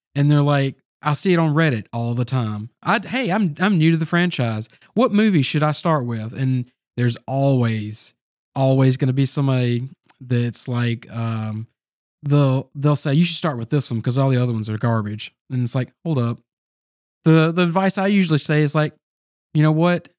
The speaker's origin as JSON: {"language": "English", "region": "the South", "country": "United States", "tie": "born or raised there", "said": "we all were born and raised in the South"}